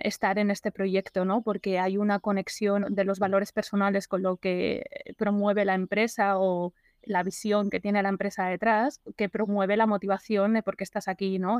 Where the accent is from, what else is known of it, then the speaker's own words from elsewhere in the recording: Barcelona, Catalonia, Spain; also born or lived in London / Seville; now in La Garriga, Spain; soy de Barcelona, he vivido muchos años ahí